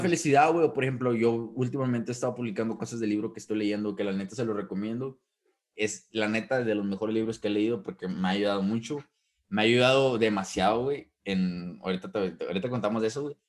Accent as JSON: {"language": "Spanish", "country": "Mexico", "said": "como buen mexicano"}